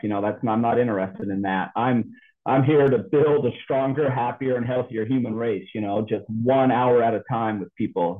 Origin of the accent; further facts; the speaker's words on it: United States; I was born in the United States of America